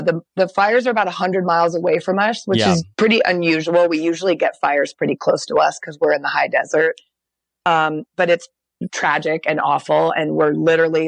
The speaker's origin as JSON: {"language": "English", "town": "Portland", "region": "Oregon", "country": "United States", "tie": "born or raised there", "lives_now": "Bend, United States", "said": "I grew up in Portland, mm-hmm. But I now live in Bend, which is more of a mountain town"}